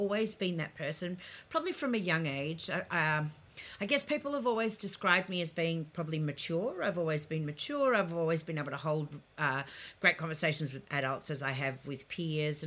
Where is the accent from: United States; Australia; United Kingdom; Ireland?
Australia; Melbourne, Victoria; also born or lived in Ukraine; I grew up on Westbury Street, in St Kilda